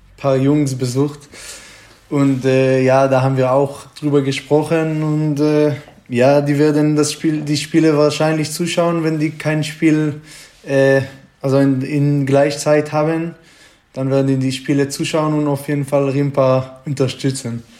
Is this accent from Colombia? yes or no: no; Israel; German is a second language; moved away as an adult; now in Germany; ich komme äh, so zwischen Jerusalem und Tel Aviv. Da ist so ein kleiner Dorf, da wohne ich ruhiger Dorf